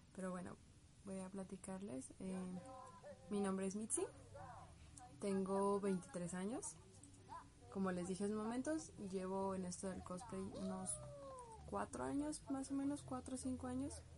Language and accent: Spanish; Guadalajara, Jalisco, Mexico; soy de Guadalajara.